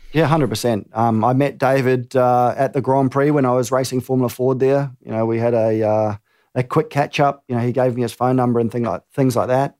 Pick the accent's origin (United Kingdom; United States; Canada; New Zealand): New Zealand; growing up in New Zealand